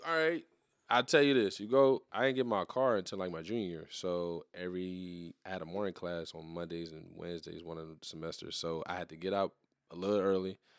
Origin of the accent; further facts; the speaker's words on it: New Iberia, Louisiana, United States; also born or lived in Terrebonne Parish, Louisiana; I'm from New Iberia, but I was born in Terrebonne, Paris